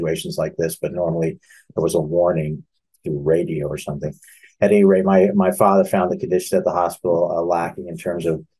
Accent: Lincoln, Nebraska, United States; moved away; also born or lived in Irvine, California; I grew up in Lincoln, Nebraska

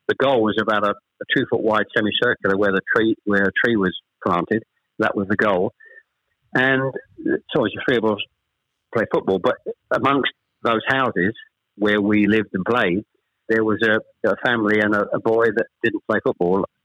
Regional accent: Chelmsford, East of England, United Kingdom; also born or lived in Ashton-under-Lyne, Greater Manchester; We actually moved south from Manchester. We, we, I was born in Ashton under Lyne. We actually moved south to Chelmsford when I was probably I was the eldest of three when I was probably about seven or eight

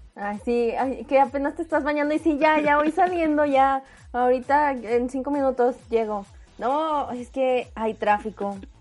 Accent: Mexico; los mexicanos

